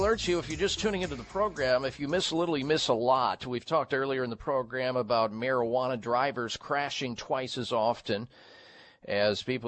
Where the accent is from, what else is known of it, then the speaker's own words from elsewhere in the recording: Midwest, United States; growing up in the Midwest